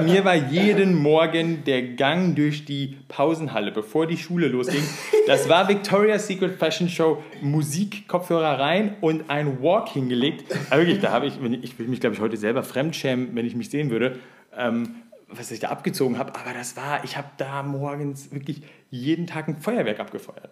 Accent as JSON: {"language": "German", "town": "Siegen", "region": "North Rhine-Westphalia", "country": "Germany", "moved": "as an adult", "said": "so mit 18, 19 richtig schön, bevor ich halt äh, weggegangen bin aus Siegen"}